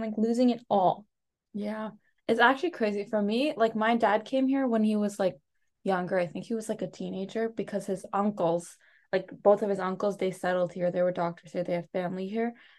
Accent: United States; first language Telugu; English is a second language; also born or lived in India; I was born here

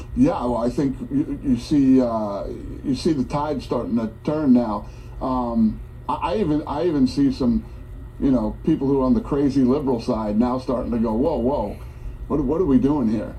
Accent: United States; I'm an American. That's how I grew up

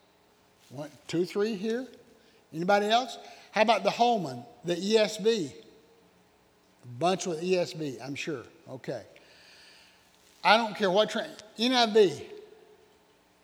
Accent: Oconee County, South Carolina, United States; I'm from Oconee County.

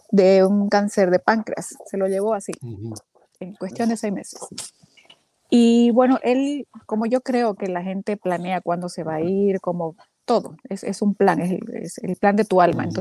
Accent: Bolivia; now in Texas, United States; Estoy en Texas, Ajá. pero soy de Bolivia.

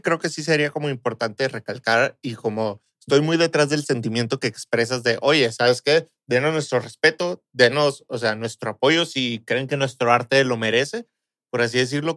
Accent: Mexico; como mexicanos

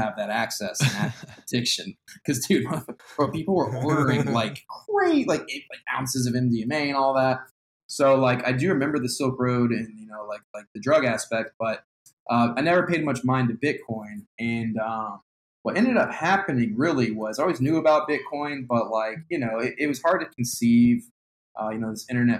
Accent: Austin, Texas, United States; I'm from Austin, Texas.

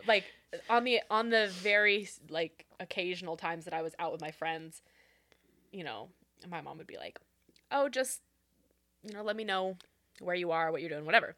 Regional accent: Renton, Washington, United States; born and raised in Renton

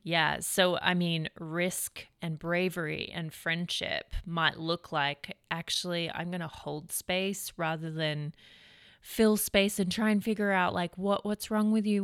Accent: Australia; also born or lived in Redding, California; now in United States; being an Australian living in America

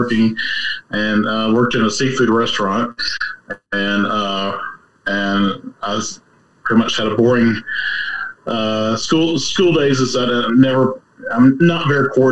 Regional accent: Charlotte, North Carolina, United States; I actually grew up in Charlotte

